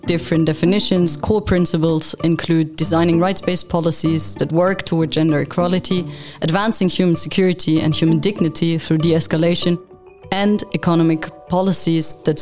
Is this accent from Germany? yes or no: yes; Germany; now in Geneva, Switzerland; I'm originally from Germany